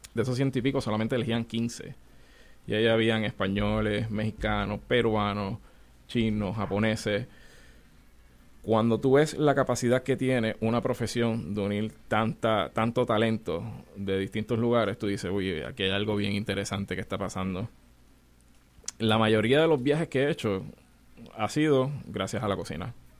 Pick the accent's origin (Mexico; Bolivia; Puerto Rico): Puerto Rico; de 18 chefs, yo soy el único puertorriqueño